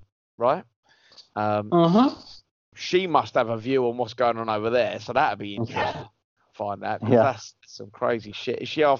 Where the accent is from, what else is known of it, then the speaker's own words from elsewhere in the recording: United Kingdom; now in Spain; As a Brit in Spain, I'll ask a question for you, Kerry.